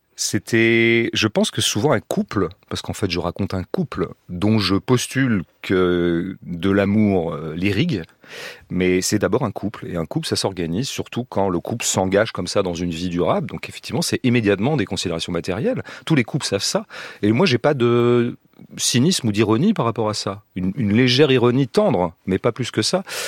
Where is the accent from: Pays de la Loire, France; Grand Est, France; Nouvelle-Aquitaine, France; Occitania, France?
Pays de la Loire, France; ces régions dont je viens, les régions de l'Ouest, des Pays de Loire